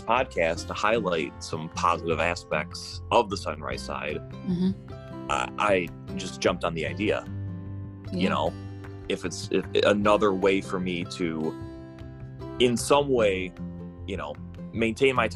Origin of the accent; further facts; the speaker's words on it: Hawks, Michigan, United States; moved away as an adult; now in Farmington, United States; I was born and raised in Hawks, Michigan